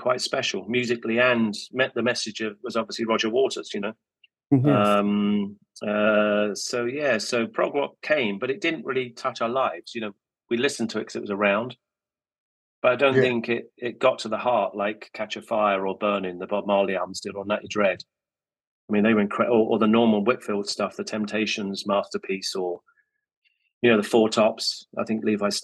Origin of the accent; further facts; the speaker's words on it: Luton, East of England, United Kingdom; I grew up in Luton on the Farleyhill estate